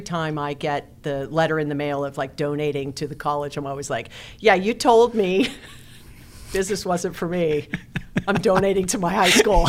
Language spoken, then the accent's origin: English; Hawaii, United States; I was raised in Hawaii, and it was fantastic